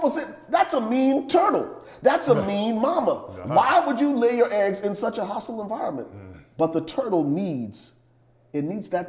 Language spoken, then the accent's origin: English; Liberia; now in Dallas, United States; growing up in Liberia. And y'all know I'm originally from Liberia, West Africa